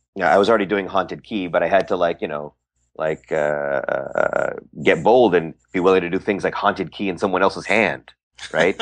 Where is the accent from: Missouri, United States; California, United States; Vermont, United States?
California, United States; San Francisco Bay Area; I am from the Bay Area.